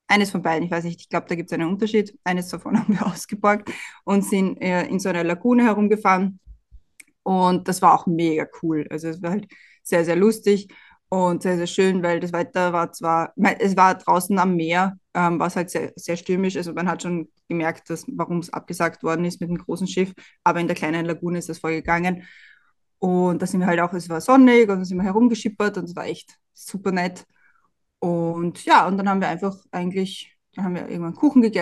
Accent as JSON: {"language": "German", "country": "Austria", "said": "Und bei uns in Österreich wird einem immer einge, eingebläut, ja, nicht über den Gegner reden."}